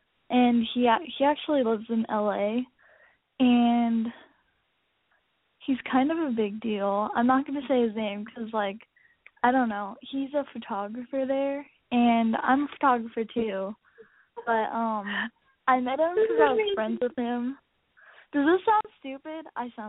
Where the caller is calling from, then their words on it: San Diego, California, United States; I'm 18. I'm coming from San Diego.